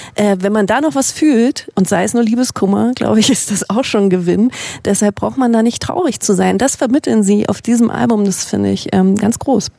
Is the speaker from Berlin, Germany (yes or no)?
yes; Berlin, Germany; wir kommen beide aus Berlin und leben auch noch